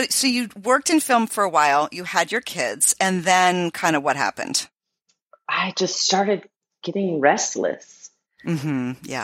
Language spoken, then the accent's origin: English; North Carolina, United States; moved away; So originally, I'm from North Carolina.